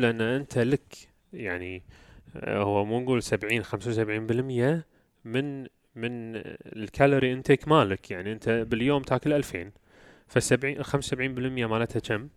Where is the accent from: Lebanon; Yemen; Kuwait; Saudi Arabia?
Kuwait; احنا عندنا بالكويت